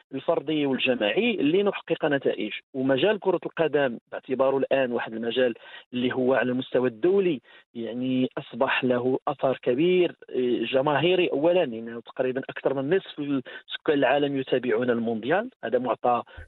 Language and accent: Arabic; Morocco; احنا مغاربه